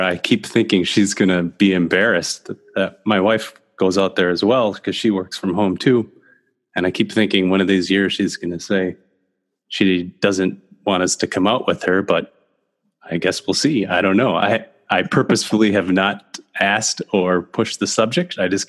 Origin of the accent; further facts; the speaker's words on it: Minneapolis, Minnesota, United States; I grew up in South Minneapolis in Minnesota. And I think I was born at the University of Minnesota and lived in South Minneapolis until I was about 8 years old